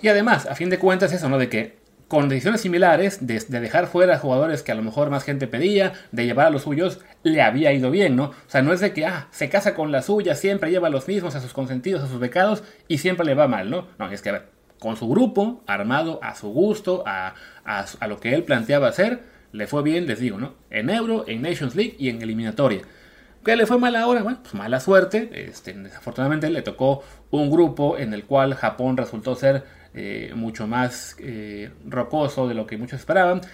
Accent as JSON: {"language": "Spanish", "country": "Mexico", "moved": "yes", "lives_now": "Barcelona, Spain"}